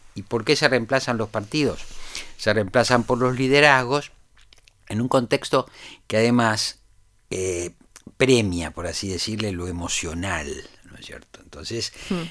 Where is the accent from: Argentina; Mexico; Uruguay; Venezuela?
Argentina